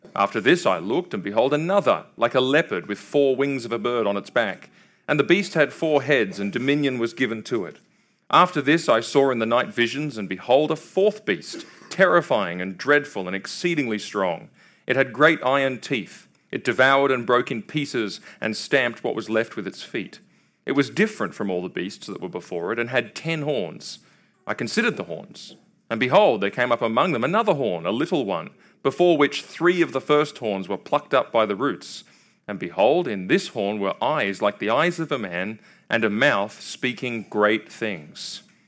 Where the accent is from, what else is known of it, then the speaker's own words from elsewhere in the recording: Australia; now in Kentucky, United States; I'm from Australia.